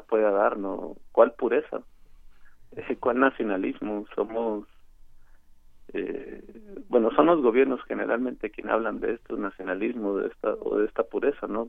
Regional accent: Tijuana, Baja California, Mexico; yo soy reportero y además soy nativo de Tijuana

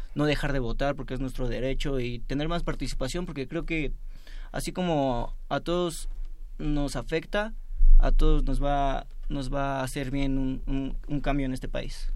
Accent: Mexico; todos nosotros como mexicanos, como jóvenes

